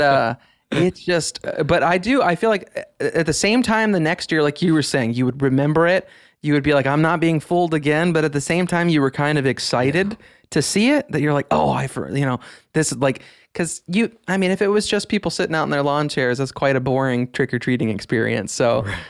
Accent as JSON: {"language": "English", "region": "Midwest", "country": "United States", "tie": "born or raised there", "said": "growing up in the Midwest"}